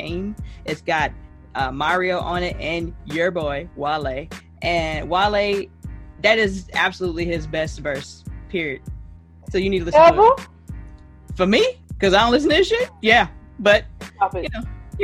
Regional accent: Jamaica; now in United States; I'm Jamaican.

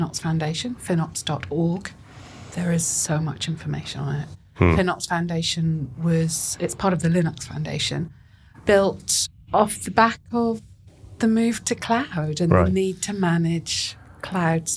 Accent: Scotland, United Kingdom; I come from Scotland.

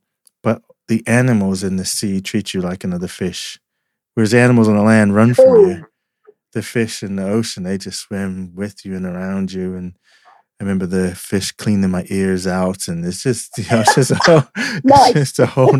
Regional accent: Asbury Park, New Jersey, United States; I grew up in New Jersey, Jersey Shore, Asbury Park kind of area

